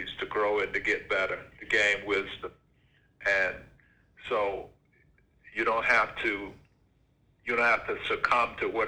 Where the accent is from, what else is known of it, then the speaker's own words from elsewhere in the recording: Vidalia, Georgia, United States; moved away as an adult; I grew up on a farm in Georgia, in Vidalia, Georgia, youngest of 11 kids